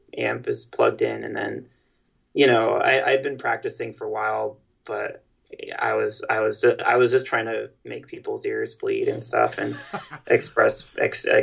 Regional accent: New York City, New York, United States; we're all from New York City

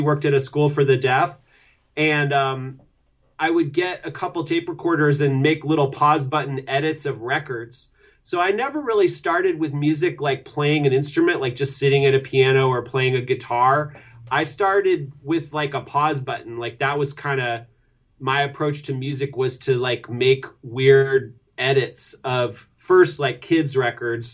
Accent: Louisville, Kentucky, United States; growing up in Louisville, Kentucky.

